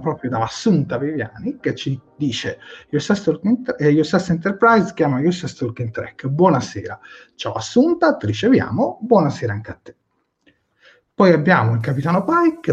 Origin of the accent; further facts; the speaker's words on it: Prato, Tuscany, Italy; io sono di Prato